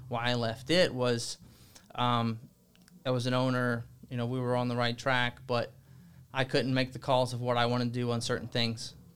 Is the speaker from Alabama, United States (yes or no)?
yes; Alabama, United States; moved away; I'm from Alabama